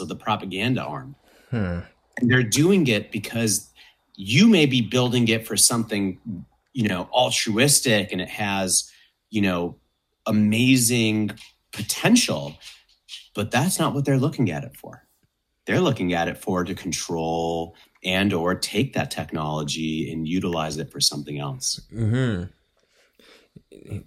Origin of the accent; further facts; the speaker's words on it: United States; as an American